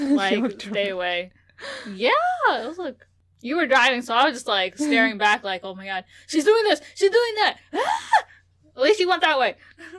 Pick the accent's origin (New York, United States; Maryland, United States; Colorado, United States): Maryland, United States; Dir, I'm from Maryland. Dir, of course I drive like that.